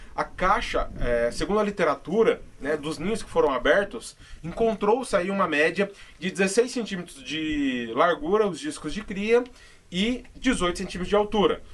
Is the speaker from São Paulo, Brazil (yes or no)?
yes; São Paulo, Brazil; eu sou de São Paulo